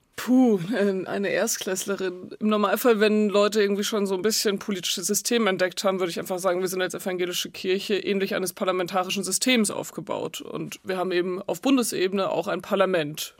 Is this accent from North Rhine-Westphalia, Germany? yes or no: no; Nittenau, Bavaria, Germany; moved away; ich komme aus dem Dorf in der Oberpfalz, da ist einfach viel katholisch